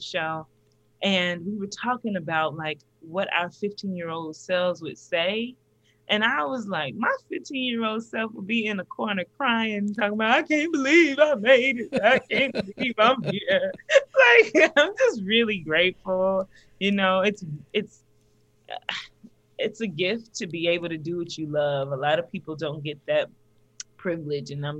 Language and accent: English; the South, United States; I'm from the South